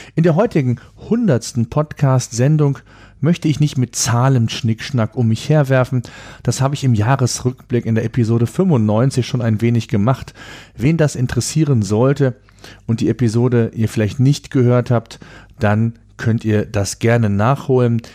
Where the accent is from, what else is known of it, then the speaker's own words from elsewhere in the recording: Germany; hier bei uns in Deutschland